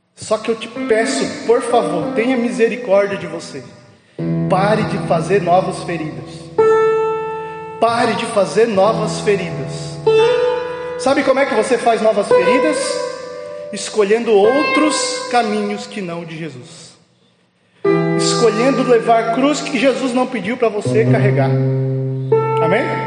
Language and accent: Portuguese; Barra Velha, Santa Catarina, Brazil; sou lá de Barra Velha